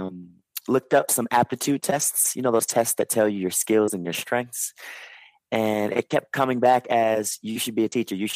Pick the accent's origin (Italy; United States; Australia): United States; Chicago, Illinois; I grew up in the Chicago area